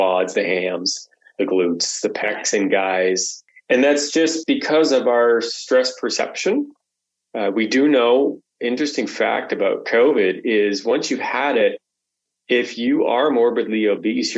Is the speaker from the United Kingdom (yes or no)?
no; Canada; as a Canadian